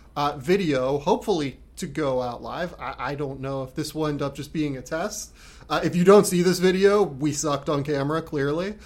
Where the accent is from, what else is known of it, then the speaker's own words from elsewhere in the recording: United States; now in Australia; I'm American